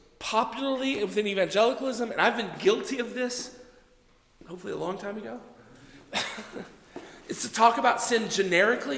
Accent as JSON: {"language": "English", "region": "Texas", "country": "United States", "tie": "born or raised there", "said": "I grew up in Texas, right? So everybody went to church in Texas"}